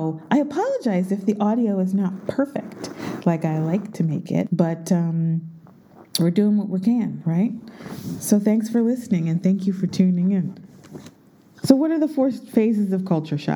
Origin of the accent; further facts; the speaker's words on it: United States; moved away; I'm an American.